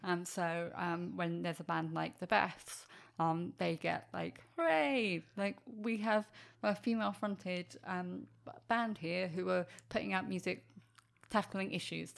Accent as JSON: {"language": "English", "region": "England", "country": "United Kingdom", "said": "I'm English"}